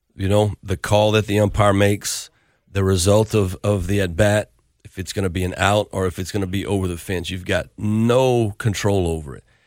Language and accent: English; Lafayette, Louisiana, United States; my hometown where I played